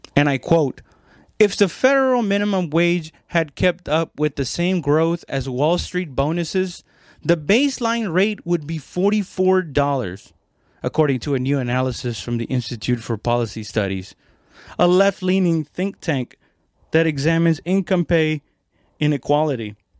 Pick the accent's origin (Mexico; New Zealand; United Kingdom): Mexico; now in United States; I'm not Mexican American. I mean, technically I am now, but I was born in Mexico